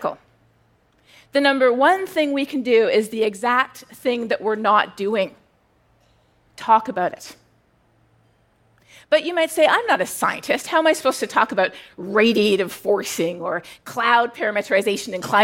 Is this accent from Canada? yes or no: yes; Canada; moved away as an adult; now in United States; I'm Canadian